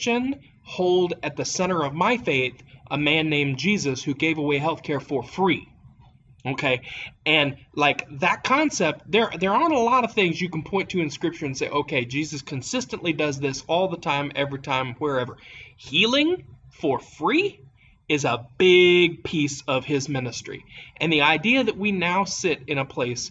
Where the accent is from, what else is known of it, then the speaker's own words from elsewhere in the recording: Appalachia, United States; as an Appalachian